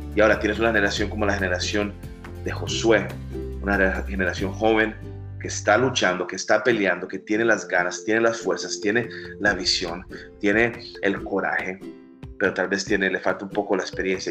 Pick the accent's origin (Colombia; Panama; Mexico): Colombia; now in Miami, United States; Soy colombiano, radico aquí en Miami